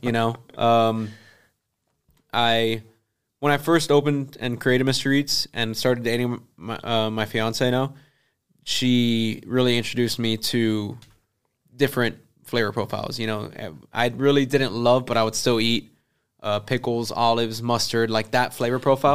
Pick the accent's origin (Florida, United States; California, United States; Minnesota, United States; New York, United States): Florida, United States; Kendall; I'm from Kendall